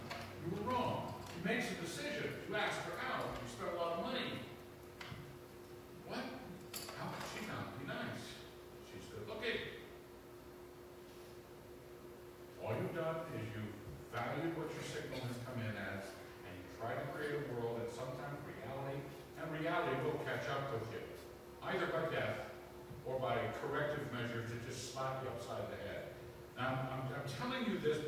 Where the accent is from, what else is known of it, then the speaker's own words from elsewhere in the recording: East Coast, United States; growing up on the East Coast